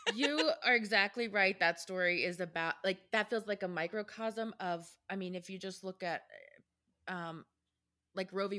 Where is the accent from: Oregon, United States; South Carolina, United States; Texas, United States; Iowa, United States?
Texas, United States; as a Texan